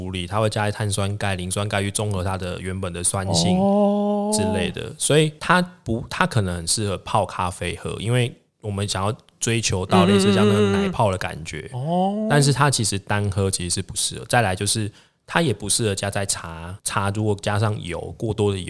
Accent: Taiwan; 我们会想想讲说为台湾人做的，就是我们台湾人做的。

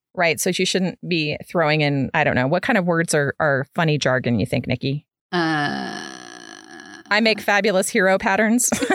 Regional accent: Midwest, United States; moved away as an adult; I grew up in the Midwest, and so I moved in college. I moved south

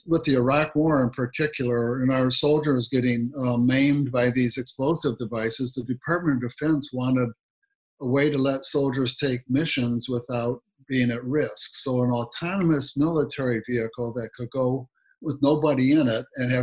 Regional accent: Southeast Michigan, United States; I grew up in Michigan, Southeast Michigan

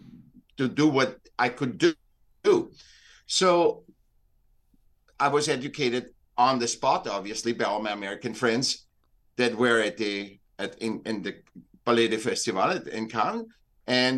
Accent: Vienna, Austria; moved away as an adult; also born or lived in Newport Beach, California; now in United States; I'm from Vienna. I was born in Vienna.

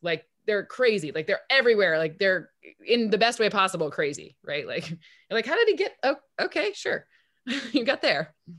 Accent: East Lansing, Michigan, United States; I grew up in East Lansing, Michigan

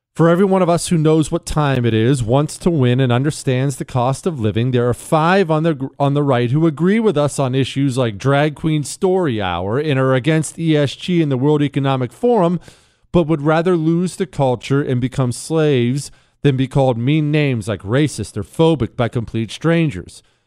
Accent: Montana, United States; where I grew up in Montana

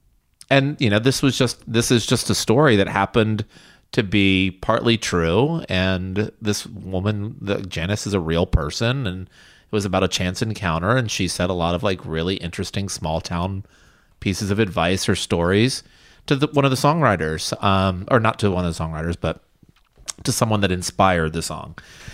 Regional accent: the South, United States; growing up in the South

